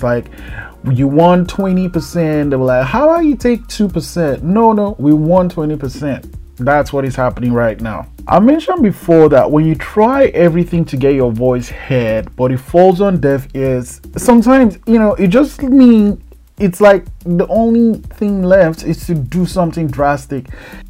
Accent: Nigeria; moved away; my home country of Nigeria.

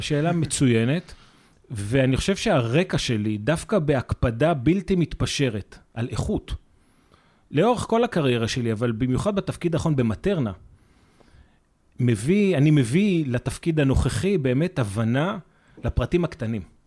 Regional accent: Israel; אנחנו כישראלים

